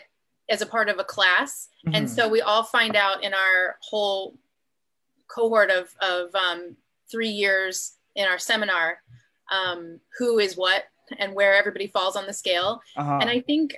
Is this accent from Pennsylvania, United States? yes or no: yes; Philadelphia, Pennsylvania, United States; now in San Diego, United States; I grew up in Philadelphia